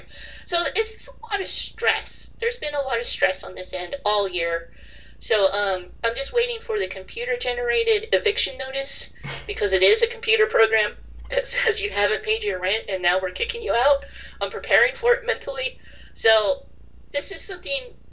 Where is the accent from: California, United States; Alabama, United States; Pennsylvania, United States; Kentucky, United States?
California, United States; moved away; growing up in California, where we did not have seasons